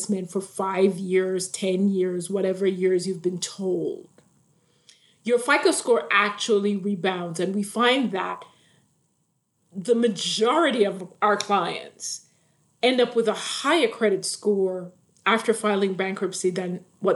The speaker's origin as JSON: {"language": "English", "country": "Jamaica", "tie": "born or raised there", "moved": "yes", "said": "And I grew up in the islands. So I grew up in Jamaica"}